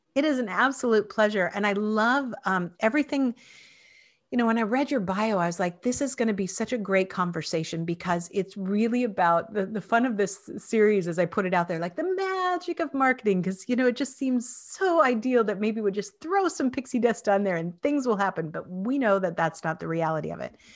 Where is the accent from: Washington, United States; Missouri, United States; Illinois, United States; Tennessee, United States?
Washington, United States; Spokane; where I grew up was in Spokane, Washington